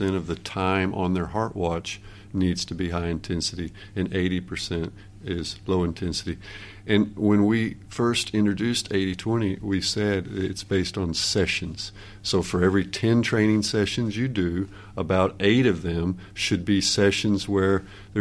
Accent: United States; moved away as an adult; now in Norway; I'm an American by birth and training, and then I moved to Norway 23 years ago

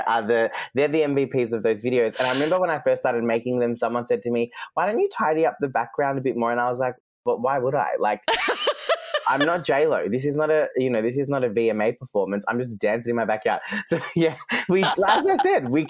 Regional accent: Geelong, Victoria, Australia; first language Serbian; English is a second language; moved away as an adult; also born or lived in London / Sydney; a little ethnic kid from G-Town who went to a public school, you know, the son of two migrant parents

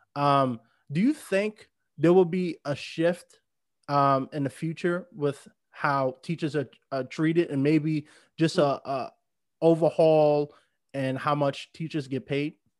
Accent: New York, United States; moved away as an adult; now in Los Angeles, United States; I grew up in New York. I, I mean, I lived there my whole life

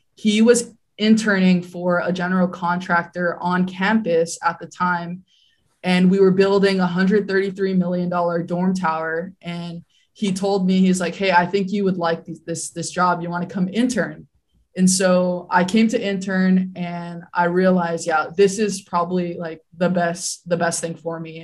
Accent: Hawaii, United States; I grew up in Hawaii.

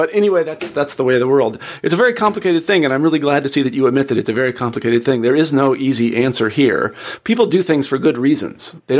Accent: Midwest, United States; I know that I was brought up in the Midwest and I was a jock and all these other things.

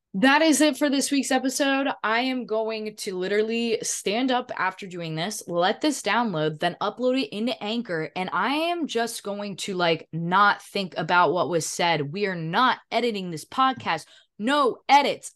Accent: Edenton, North Carolina, United States; born or raised there; moved away

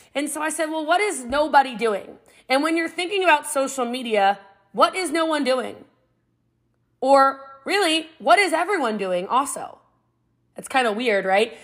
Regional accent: Middletown, Maryland, United States; I'm from Middletown, Maryland. It's about an hour outside of D.C., a small country town, and uh, Frederick County, Maryland. And I grew up before it was what it is now

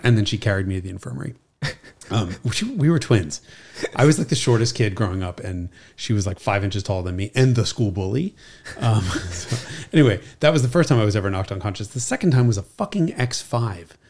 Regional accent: New York City, New York, United States; she's Italian and we're from Brooklyn.

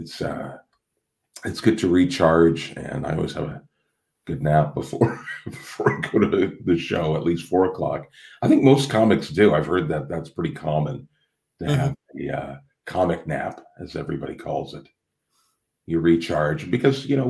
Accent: Toronto, Ontario, Canada; in Canada, which is where I'm from, you know, I'm from Toronto, Canada

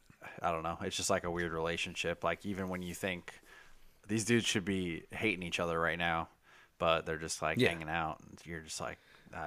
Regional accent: Kentucky, United States; This is Kentucky. We are from Kentucky.

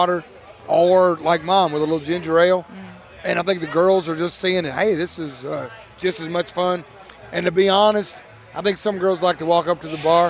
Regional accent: Bardstown, Kentucky, United States; growing up in Bardstown, Kentucky

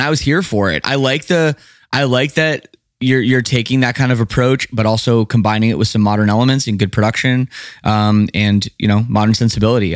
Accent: Canada; growing up in Canada

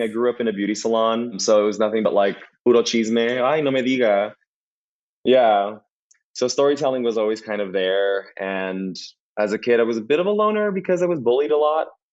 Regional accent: Los Angeles, California, United States; also born or lived in Boyle Heights, Los Angeles / West Covina, California; now in West Hollywood, United States; I was born in Boyle Heights, which is uh, the city that Vida takes in, uh, and then I grew up in East LA and West Covina, and now I'm currently in West Hollywood

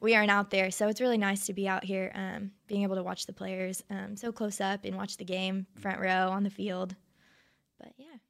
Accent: Flower Mound, Texas, United States; also born or lived in Arlington, Texas; I grew up in Arlington until third grade and then moved to Flower Mound

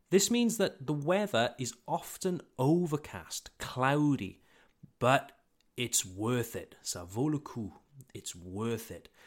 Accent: Wales, United Kingdom; Wales is the country where I was born and where I grew up, where my family lives, and it's where I received my education.

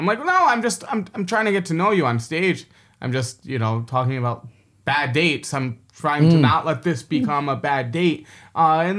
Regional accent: New York City, New York, United States; now in Beijing, China; I'm from New York, like I spent so much of my life in New York City

